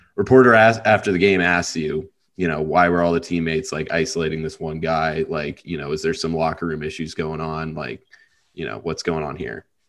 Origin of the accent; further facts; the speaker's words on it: Montana, United States; I'm from Montana and I played some hockey growing up